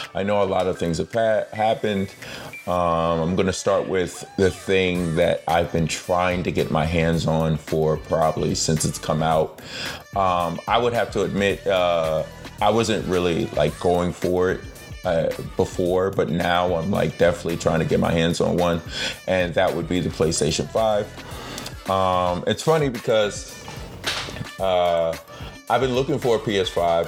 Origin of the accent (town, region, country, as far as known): United States